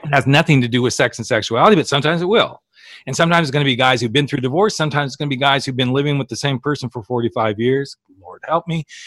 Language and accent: English; Oklahoma, United States; we're both from Oklahoma